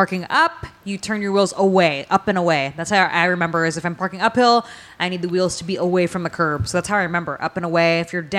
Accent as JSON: {"language": "English", "town": "San Francisco", "region": "California", "country": "United States", "moved": "as an adult", "said": "I'm from San Francisco, so living up there"}